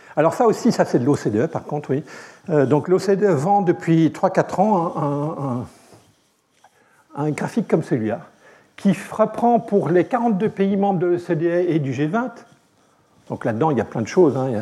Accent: Belgium; je suis belge

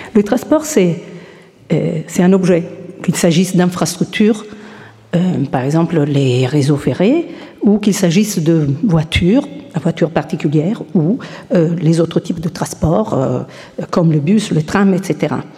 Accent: Italy; je suis italienne

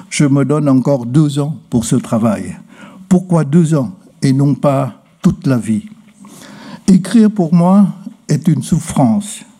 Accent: Vietnam; Je suis né à Hongkhe, un district de la province de Tinh. Le chef-lieu de province est à 400 km au sud de Hanoï. De là, en remontant 30 km, on bifurque vers un village. Ma maison se trouve en haut d'une côte.

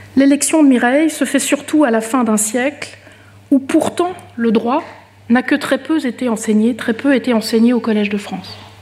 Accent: Switzerland; en tant que Suissesse

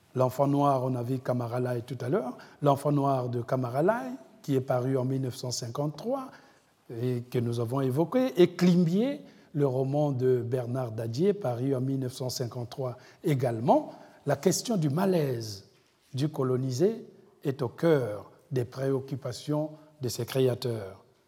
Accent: Republic of the Congo; chez moi au Congo-Brazzaville

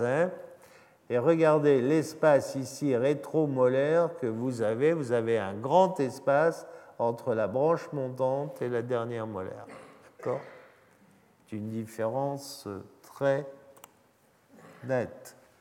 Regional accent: France; Nous avons en France

